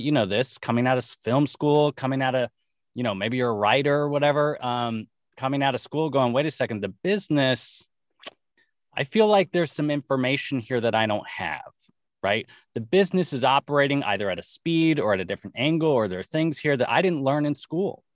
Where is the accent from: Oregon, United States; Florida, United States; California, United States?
California, United States; Los Angeles; born and raised in Los Angeles